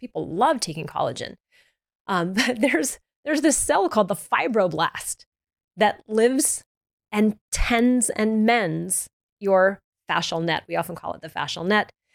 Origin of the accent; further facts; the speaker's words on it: the South, United States; I'm from the South, we used to eat honey buns